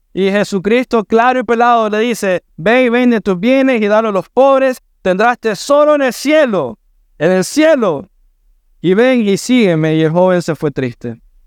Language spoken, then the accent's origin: Spanish; Managua, Nicaragua; now in Matagalpa, Nicaragua; somos nacimos en Managua, mi esposo y yo